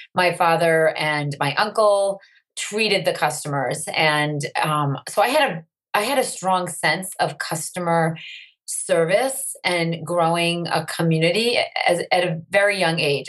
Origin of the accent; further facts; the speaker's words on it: Andover, Massachusetts, United States; I grew up in Andover, Massachusetts. It's about 20 miles north of Boston